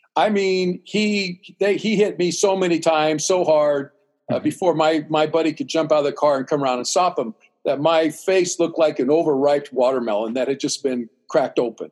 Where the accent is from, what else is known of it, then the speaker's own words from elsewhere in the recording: Central California, United States; also born or lived in Los Angeles / Oklahoma / Greece; growing up in Central California, we have a large Hispanic community.